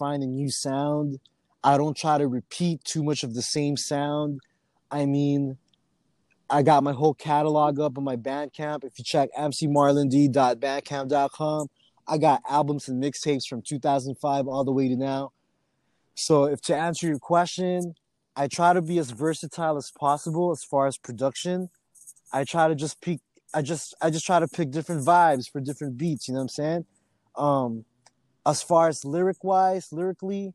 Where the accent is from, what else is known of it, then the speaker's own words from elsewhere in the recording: Oxnard, California, United States; now in San Diego, United States; growing up in Oxnard in the mid-90s